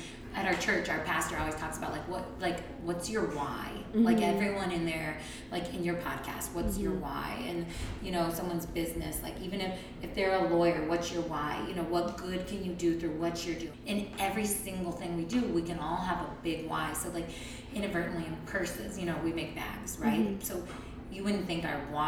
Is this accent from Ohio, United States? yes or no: yes; Hudson, Ohio, United States; also born or lived in Twinsburg, Ohio / Akron, Ohio / Cleveland, Ohio; I grew up in Twinsburg and then Hudson and then moved away for college.